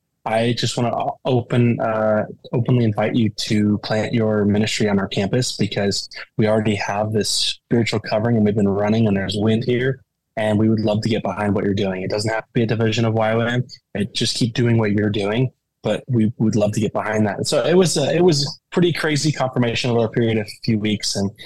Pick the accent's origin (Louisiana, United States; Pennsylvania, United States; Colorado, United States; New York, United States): Colorado, United States; And so here we're from Colorado. So we're currently in Denver.